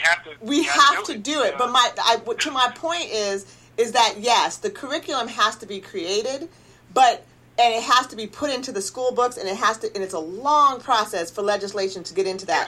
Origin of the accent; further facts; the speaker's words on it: Oregon, United States; also born or lived in Central America; as a mother and as growing up in Oregon